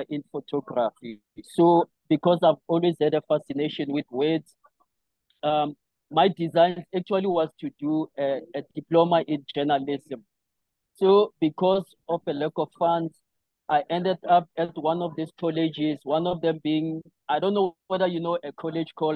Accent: Johannesburg, Gauteng, South Africa; also born or lived in Cape Town / Limpopo; now in Johannesburg, South Africa; I briefly came back to Pimville to do the latter part of my primary school and started high school

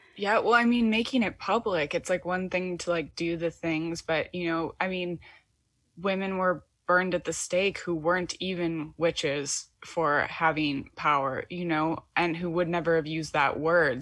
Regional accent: Michigan, United States; now in Brooklyn, United States; I'm from the Midwest in Michigan

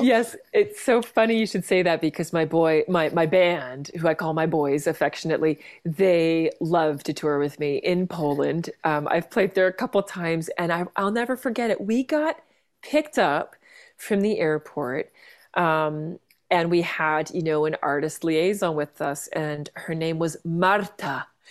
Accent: Vancouver, British Columbia, Canada; now in Ontario, Canada; I grew up in Vancouver, um, among the mountains and the sea, which I miss every day out here in, in, in, uh, Ontario.

